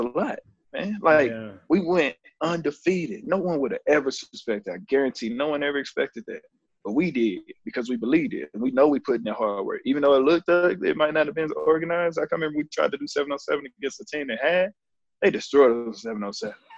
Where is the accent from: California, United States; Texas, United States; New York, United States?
Texas, United States; Plainview; also born or lived in Lubbock, Texas; Born in Lubbock, was right up the road, but lived in Plainview